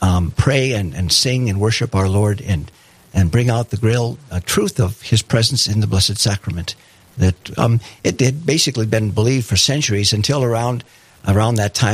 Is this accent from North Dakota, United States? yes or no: yes; Jamestown, North Dakota, United States; now in Fargo, United States; Yeah, I grew up in Jamestown, family of six.